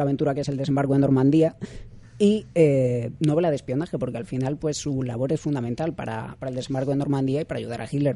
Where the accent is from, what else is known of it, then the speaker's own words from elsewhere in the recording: Madrid, Community of Madrid, Spain; vais a decir que soy gallego, pero no, soy de Madrid